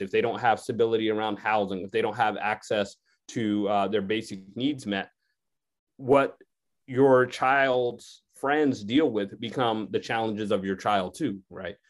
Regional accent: Connecticut, United States; I grew up in Connecticut

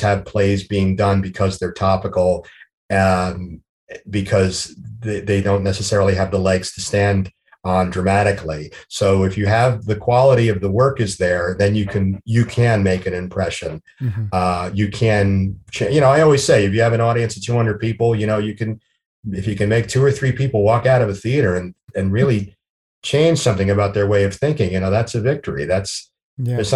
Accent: New Jersey, United States; also born or lived in New York; I'm from New Jersey. I'm born and raised in New Jersey

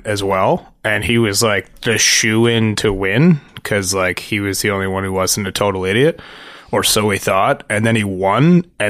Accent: Kitchener, Ontario, Canada; Yeah, I wasn't raised in Waterloo. I was raised in Kitchener.

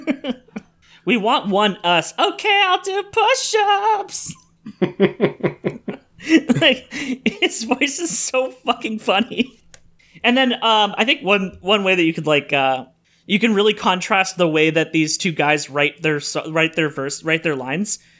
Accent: Sudbury, Ontario, Canada; Sudbury, which is my hometown of one hundred fifty thousand people.

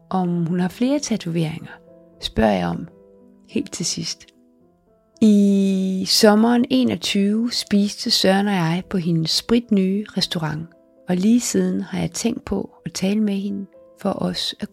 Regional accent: Southern Denmark, Denmark; Jeg er stærk. Jeg er sønderjyde.

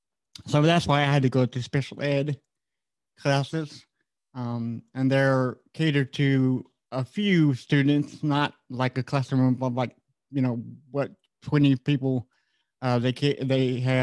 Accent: Florida, United States; also born or lived in Virginia / Austin, Texas; Florida and Virginia were like the main two places we live mostly at. I was born in Austin, Texas, so I don't remember it.

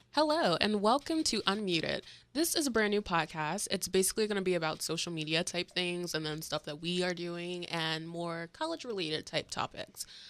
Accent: St. Petersburg, Florida, United States; I'm from St. Petersburg, Florida

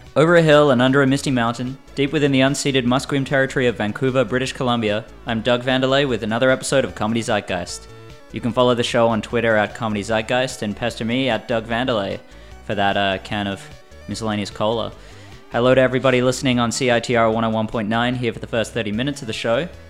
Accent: Perth, Western Australia, Australia; my hometown of Perth.

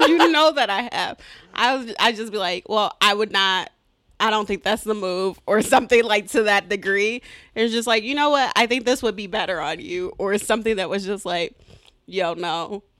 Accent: Detroit, Michigan, United States; I'm from Detroit, but I say I'm from Southfield

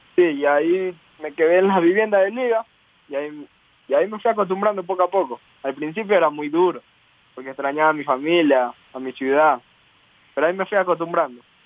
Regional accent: El Carmen, Manabí, Ecuador; yo nací en el Carmen Manaví.

